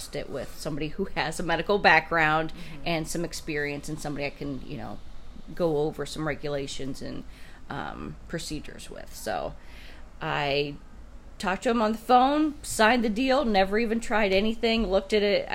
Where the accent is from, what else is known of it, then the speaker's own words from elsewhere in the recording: Stark County, Ohio, United States; I born and raised in Stark County, never moved away